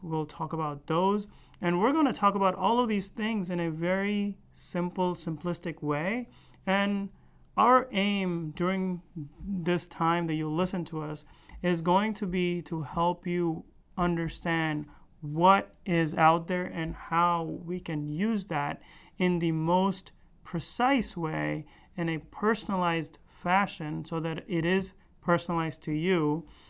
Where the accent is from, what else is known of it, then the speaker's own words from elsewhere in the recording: United States; also born or lived in India; raised in United States. I was really young when I moved here